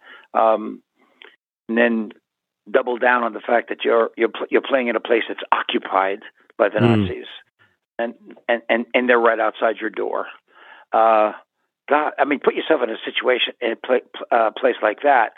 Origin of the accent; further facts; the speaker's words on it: United States; I'm American. I wasn't Israeli